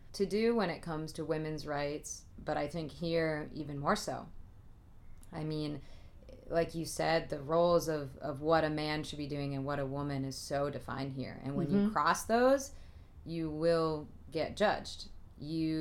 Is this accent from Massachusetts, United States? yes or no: yes; the Northeast, Massachusetts, United States; moved away; I'm from the Northeast. We were in Massachusetts